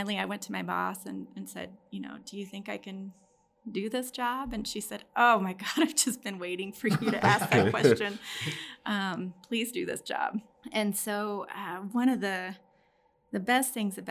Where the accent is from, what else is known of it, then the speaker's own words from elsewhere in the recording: Austin, Texas, United States; also born or lived in Dallas; I got to move to Austin, which is great because that was my hometown